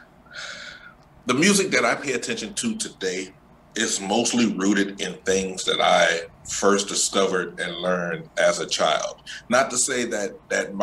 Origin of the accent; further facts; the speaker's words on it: New Iberia, Louisiana, United States; also born or lived in New Orleans; I'm originally from New Iberia, Louisiana. That is South Louisiana.